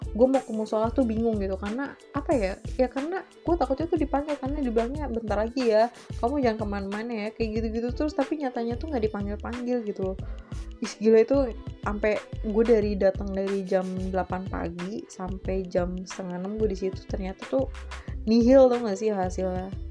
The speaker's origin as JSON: {"language": "Indonesian", "region": "Jakarta", "country": "Indonesia", "tie": "born or raised there", "moved": "yes", "said": "gue berawal dari Jakarta, dari kecil di Jakarta gue nyari duit sendiri"}